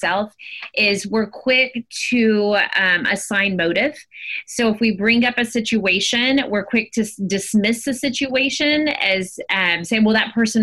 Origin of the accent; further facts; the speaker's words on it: Honduras; now in United States; I grew up in Honduras.